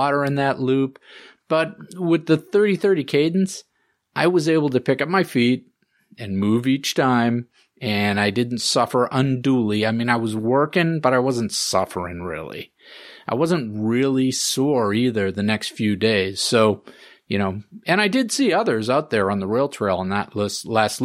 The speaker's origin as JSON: {"language": "English", "town": "Groton", "region": "Massachusetts", "country": "United States", "tie": "born or raised there", "said": "my hometown of Groton"}